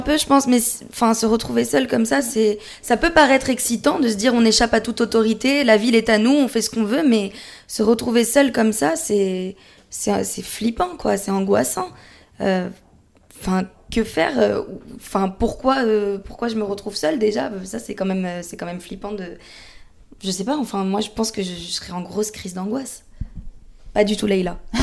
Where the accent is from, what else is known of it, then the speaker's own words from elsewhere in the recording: France; also born or lived in Paris region; chez nous en France